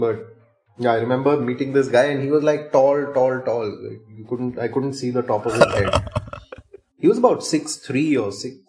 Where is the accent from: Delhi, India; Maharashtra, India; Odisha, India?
Odisha, India; born there; Okay, so home field advantage, I was born in Odisha.